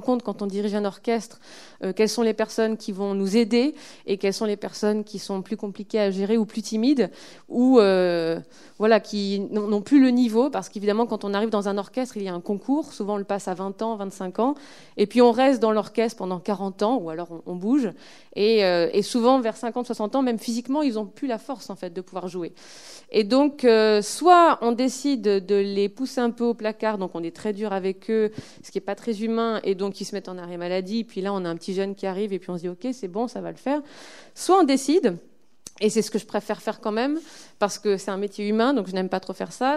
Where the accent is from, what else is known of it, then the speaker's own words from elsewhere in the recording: Lille, Hauts-de-France, France; je suis lilloise